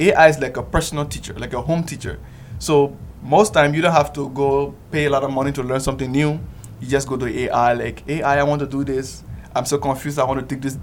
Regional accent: Liberia; moved away as an adult; now in Yogyakarta, Indonesia; I'm from the Republic of Liberia, West Africa

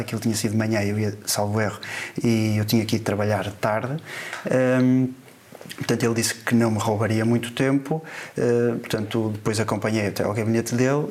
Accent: Porto, Norte, Portugal; sou do Porto

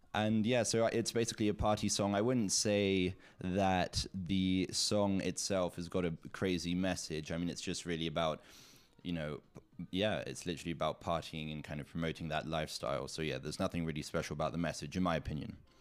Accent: Zug, Switzerland; also born or lived in south of France; my hometown, Zug in Switzerland

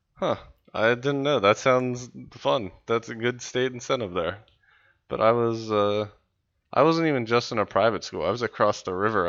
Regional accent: West Virginia, United States; I'm from West Virginia.

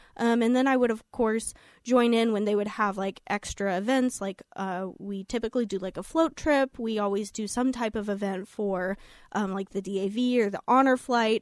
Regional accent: Fair Grove, Missouri, United States; I grew up in Fairgrove

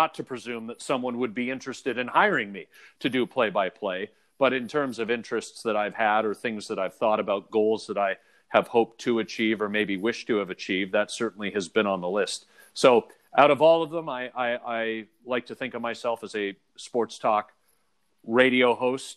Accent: Oakville, Ontario, Canada; growing up in Toronto, or in Oakville in the greater Toronto area, GTA

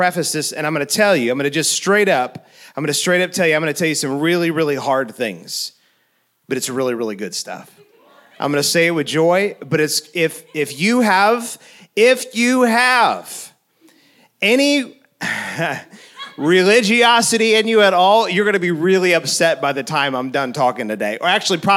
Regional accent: St. Louis, Missouri, United States; I was on my childhood street that I grew up in St. Louis. It was the place that I was born

